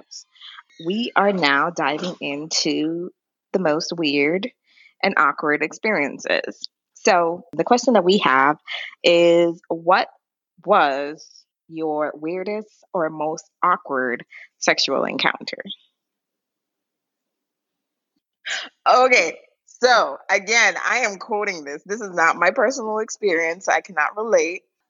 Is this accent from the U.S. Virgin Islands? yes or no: yes; U.S. Virgin Islands; moved away; I'm from St. Thomas, Virgin Islands.